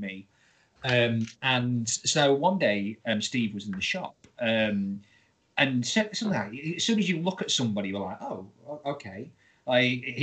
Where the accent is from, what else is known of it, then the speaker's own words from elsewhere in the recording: Grimsby, Yorkshire and the Humber, United Kingdom; I'm from Grimsby.